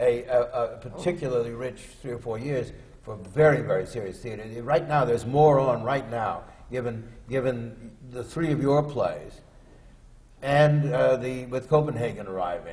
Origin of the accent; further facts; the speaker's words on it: Los Angeles, California, United States; I was born and raised in Los Angeles